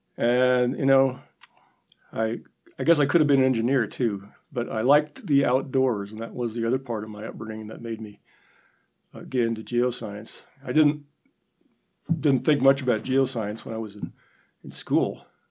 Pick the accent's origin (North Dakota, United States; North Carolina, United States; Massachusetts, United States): North Dakota, United States; Minot; moved away as an adult; also born or lived in Nebraska; now in Chadron, United States; I grew up in North Dakota, um, Minot.